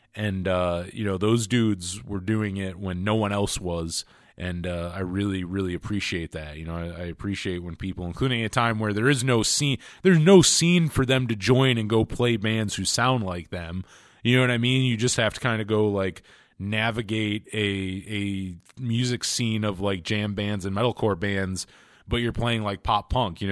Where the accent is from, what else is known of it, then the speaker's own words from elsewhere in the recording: New York, United States; I'm from New York State